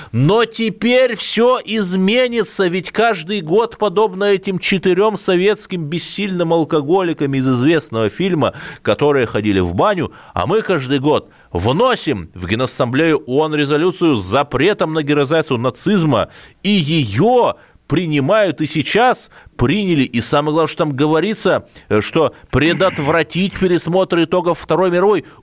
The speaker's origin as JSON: {"language": "Russian", "town": "Cherepovets", "region": "Vologda Oblast", "country": "Russia", "tie": "born or raised there", "said": "Череповец, Череповец – это антирекорд. По итогам 2020 года не только коронавирус отличился, но и в моем родном городе стоимость квадратного метра метров впервые превысила психологическую отметку 90 тысяч."}